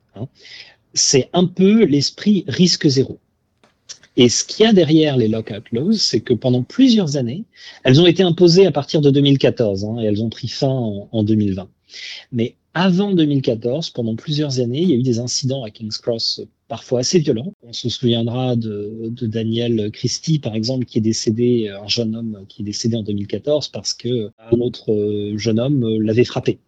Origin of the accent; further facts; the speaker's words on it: France; now in Australia; nous en tant que Français